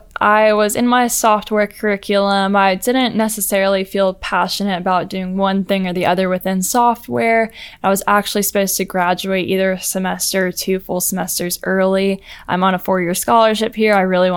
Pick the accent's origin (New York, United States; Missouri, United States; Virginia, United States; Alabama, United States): Alabama, United States; Montgomery; also born or lived in Valdosta, Georgia / Chicago; I did go to high school in Montgomery, Alabama. {S0} Before that? {S3} Before that was Valdosta, Georgia.